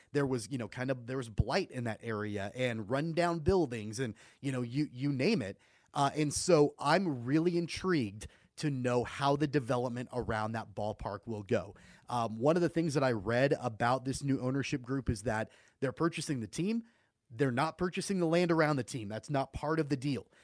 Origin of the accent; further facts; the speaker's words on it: Wichita, Kansas, United States; I'm from Wichita. I was born and raised here, grew up going to Wichita Wranglers games